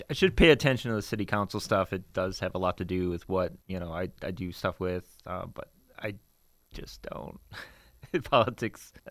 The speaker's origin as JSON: {"language": "English", "town": "Detroit", "region": "Michigan", "country": "United States", "tie": "born or raised there", "moved": "yes", "lives_now": "Richmond, United States", "said": "I come from Detroit, Michigan. It's my hometown. Came here for work and other such things."}